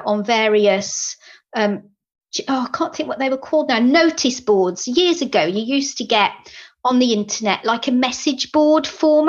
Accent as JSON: {"language": "English", "town": "Birmingham", "region": "West Midlands", "country": "United Kingdom", "accent": "Brummie", "said": "my Brummie accent"}